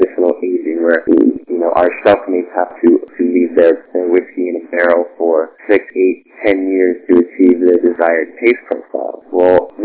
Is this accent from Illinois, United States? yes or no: no; Southwest Florida, United States; I go to FCCU now. I play on the hockey team there. It's my hometown. I grew up here